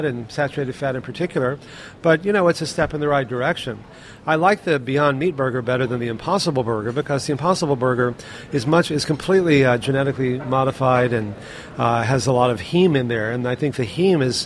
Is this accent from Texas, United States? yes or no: yes; Texas, United States; I grew up in Texas eating meat all the time